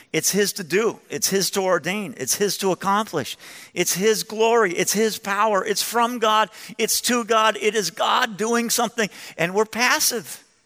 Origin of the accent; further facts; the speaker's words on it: Chicago, Illinois, United States; I'm from Chicago, but I'm 56 years old